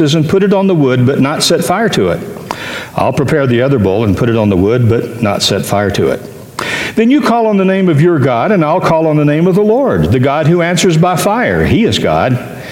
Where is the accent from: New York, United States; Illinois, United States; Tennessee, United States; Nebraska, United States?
Tennessee, United States; I'm from Tennessee